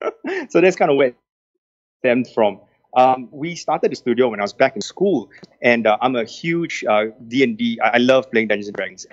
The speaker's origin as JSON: {"language": "English", "country": "Singapore", "tie": "born or raised there", "said": "I am Singaporean through and through, born and bred, very proudly so."}